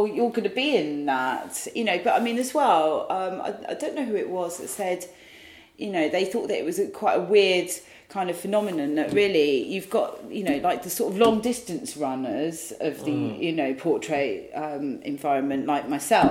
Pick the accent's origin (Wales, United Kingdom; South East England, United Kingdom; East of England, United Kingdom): South East England, United Kingdom; Saltwood; now in London, United Kingdom; where I grew up in Saltwood